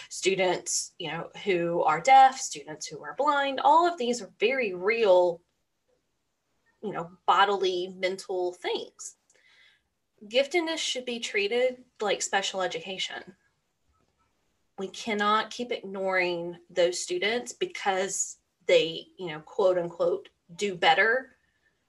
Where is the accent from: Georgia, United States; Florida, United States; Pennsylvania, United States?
Georgia, United States; I'm from Georgia and we're the peach state